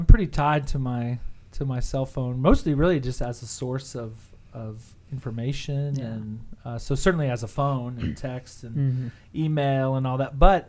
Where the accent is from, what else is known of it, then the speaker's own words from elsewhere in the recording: Houston, Texas, United States; moved away as an adult; also born or lived in Boston, Massachusetts; I grew up in Houston, Texas, and then did my undergrad at Boston College.